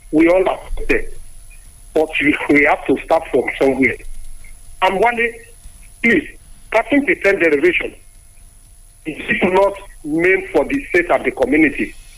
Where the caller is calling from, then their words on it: Abuja, Federal Capital Territory, Nigeria; I'm calling you from Abuja.